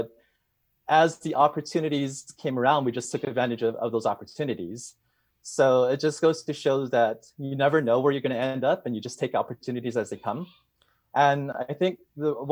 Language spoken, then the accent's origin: English; Hawaii, United States; moved away as an adult; now in Los Angeles, United States; I was born and raised in Hawaii